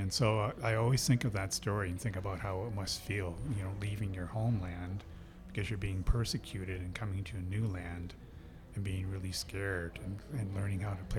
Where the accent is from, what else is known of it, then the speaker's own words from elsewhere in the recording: Ontario, Canada; now in Alberta, Canada; when I was growing up in Ontario